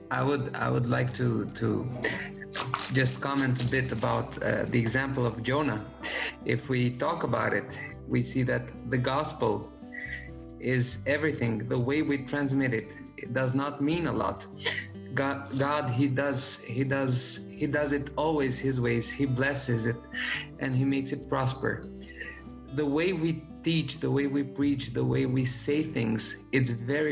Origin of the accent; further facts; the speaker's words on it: Albania; I come from Albania. Albania is a country very, very secular.